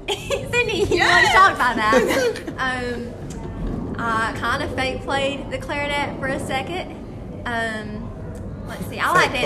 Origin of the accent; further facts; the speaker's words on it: Boaz, Alabama, United States; I'm from Boaz too